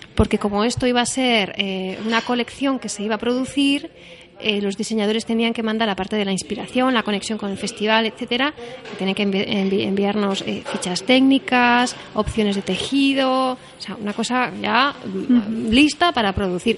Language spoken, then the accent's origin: Spanish; Bilbao, Basque Country, Spain; Somos de Bilbao